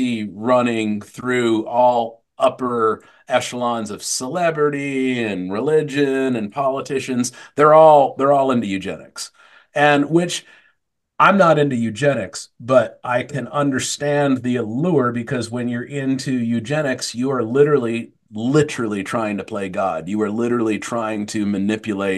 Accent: Tempe, Arizona, United States; I grew up in Tempe, Arizona.

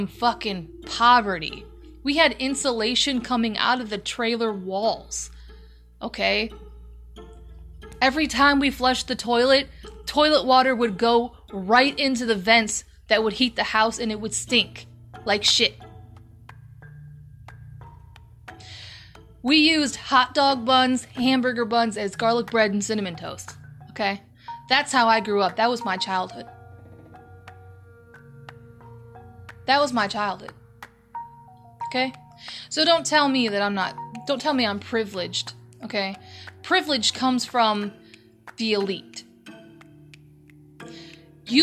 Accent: United States; we are programmed as American citizens

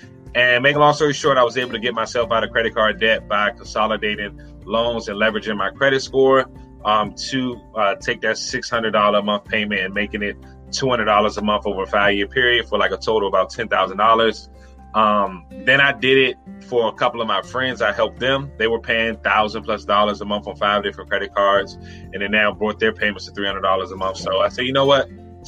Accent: Washington, District of Columbia, United States; I'm from Washington, D.C.

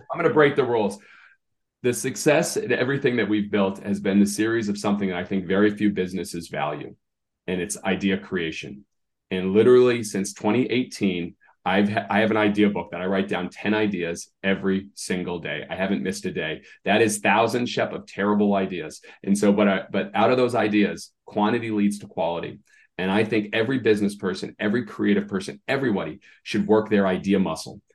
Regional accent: Massachusetts, United States; I grew up in Massachusetts

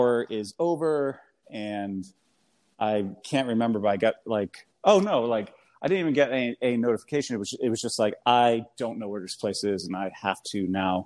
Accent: United States; accent: American; my American accent

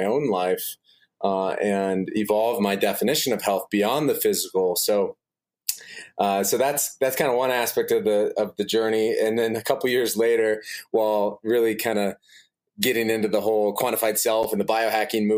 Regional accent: Des Moines, Iowa, United States; I'm originally from Des Moines, Iowa

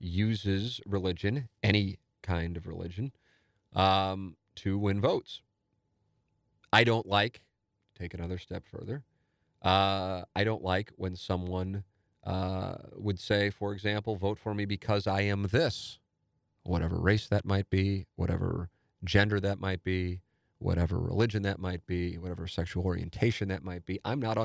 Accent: Washington, United States; it's not the kind of person that I want representing my home state in Washington in the Senate.

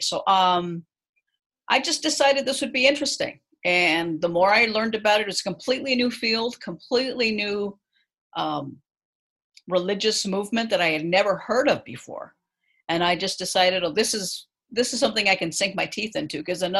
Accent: Los Angeles, California, United States; also born or lived in Chicago; I'm originally from Los Angeles

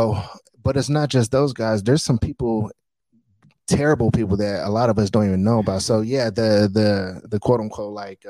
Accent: Bay Area, California, United States; now in Las Vegas, United States; I'm from the Bay Area

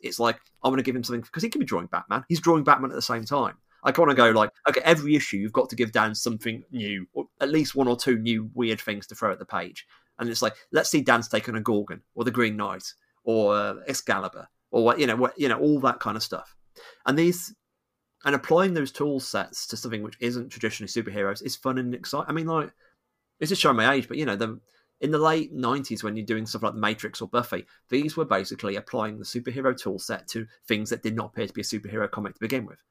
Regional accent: United Kingdom; I'm British

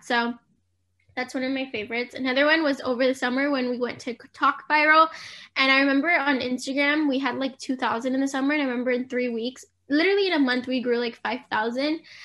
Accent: San Diego, California, United States; I'm from San Diego, California.

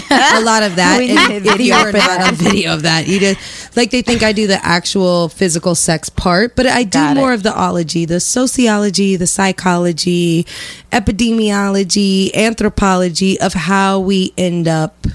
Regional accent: Lafayette, Indiana, United States; born or raised there; moved away

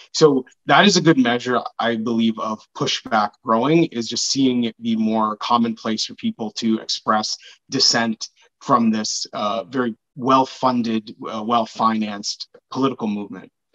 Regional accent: Brampton, Ontario, Canada; I grew up in Brampton in a neighborhood that is mostly Black and Sikh

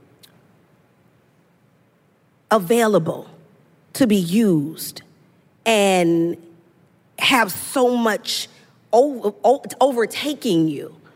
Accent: Los Angeles, California, United States; I'm from South Central

